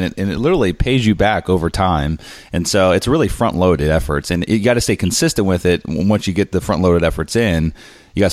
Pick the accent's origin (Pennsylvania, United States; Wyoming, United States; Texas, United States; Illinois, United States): Pennsylvania, United States; Harrisburg; my hometown, Harrisburg, Pennsylvania